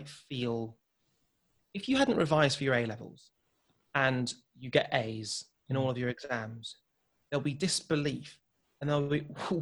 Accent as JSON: {"language": "English", "town": "Wolverhampton", "region": "West Midlands", "country": "United Kingdom", "tie": "born or raised there", "said": "growing up in Wolverhampton, I've seen a lot of deprivation"}